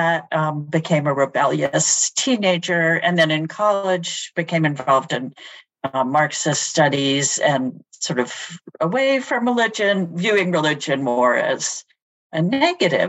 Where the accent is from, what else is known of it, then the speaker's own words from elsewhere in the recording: Cambridge, Massachusetts, United States; I grew up in Cambridge, and my first school experience was at St. Anne's Nursery